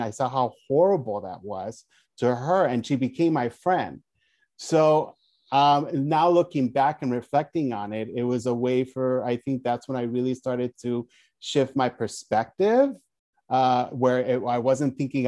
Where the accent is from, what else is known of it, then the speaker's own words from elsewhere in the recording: Glendale, California, United States; also born or lived in Mexico; I grew up in Glendale. I was born in Mexico, but as an infant, I call it shipped